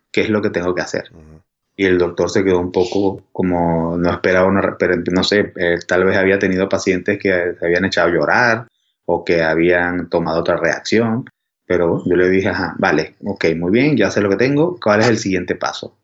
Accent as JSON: {"language": "Spanish", "country": "Venezuela", "accent": "Venezuelan", "moved": "yes", "said": "antes de vivir aquí, pues vivía en Venezuela, por mi acento se ve"}